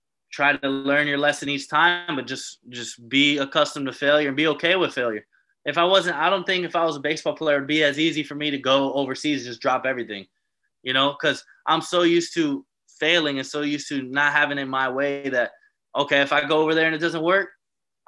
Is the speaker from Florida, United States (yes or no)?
yes; Miami, Florida, United States; moved away as an adult; also born or lived in Embrach, Switzerland; now in Switzerland; I'm coming from Miami. I'm coming from South Florida